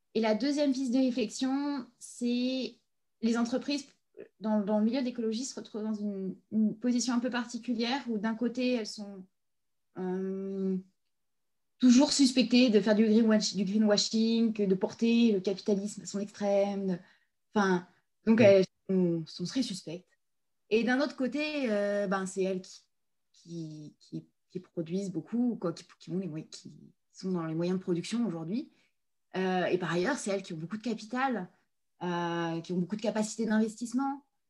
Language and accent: French; Provence-Alpes-Côte d'Azur, France; moved away; Je suis une montagnarde, je viens des Hautes-Alpes